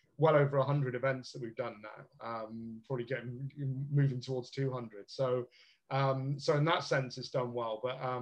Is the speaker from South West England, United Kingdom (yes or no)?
yes; Bristol, South West England, United Kingdom; moved away as an adult; also born or lived in London; now in Liverpool, United Kingdom; I'm from the South myself, as you can probably tell from the accent. I grew up in Bristol